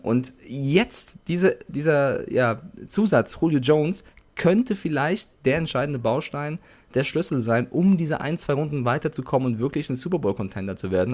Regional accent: Frankfurt, Hesse, Germany; ich bin in Frankfurt geboren

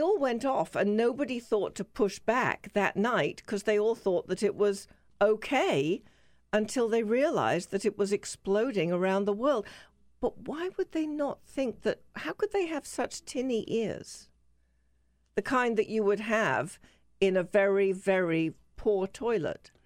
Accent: England, United Kingdom; I'm English

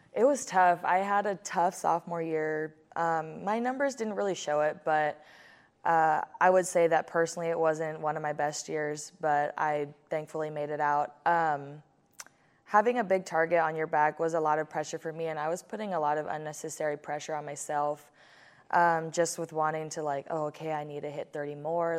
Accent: Hawaii, United States; as I was growing up in Hawaii

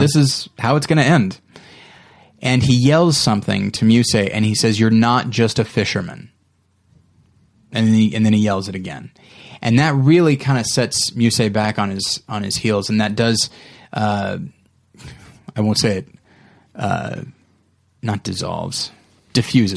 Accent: United States; as an American citizen who's middle class, who had two parents and a pretty good upbringing

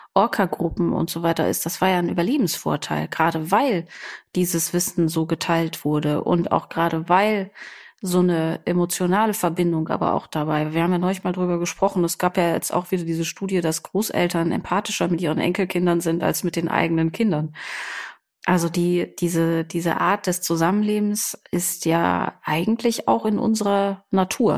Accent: Germany; bei uns in Deutschland

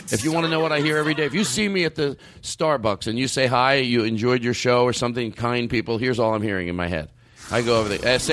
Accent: Florida, United States; I don't no, really. I am from Florida.

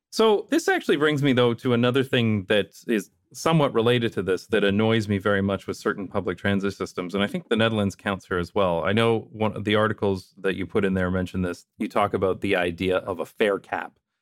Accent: London, Ontario, Canada; moved away; also born or lived in Toronto; my hometown of London, Ontario, Canada

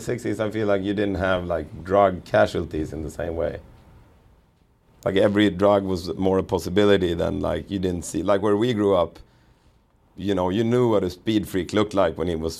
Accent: Sweden; growing up in Sweden, like we talked about it, sort of leaning towards socialism

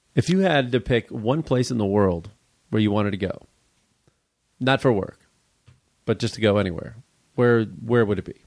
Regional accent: Midwest, United States; now in Los Angeles, United States; Growing up in the Midwest

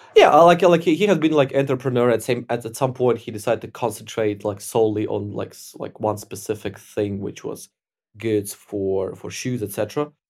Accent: Ukraine; I grew up in Ukraine

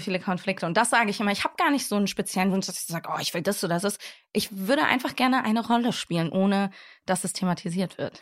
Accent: Hamburg, Germany; ich bin aber Deutsche, ich bin hier geboren, ich bin hier groß geworden

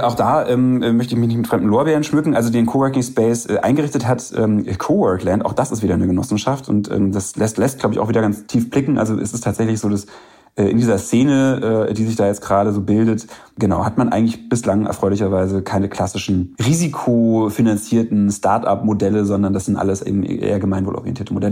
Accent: Bavaria, Germany; in Bayern, wo ich groß geworden bin

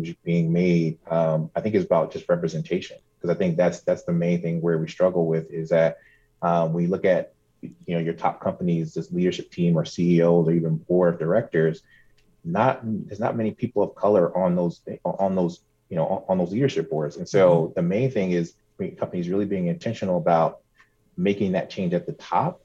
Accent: New Jersey, United States; moved away as an adult; I'm originally from New Jersey, transplant here, so I moved here last summer

